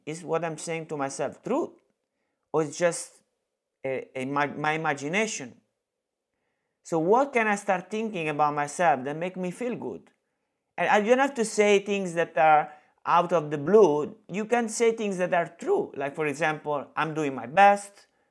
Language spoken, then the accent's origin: English; Italy; English is a second language; moved away; I'm from Italy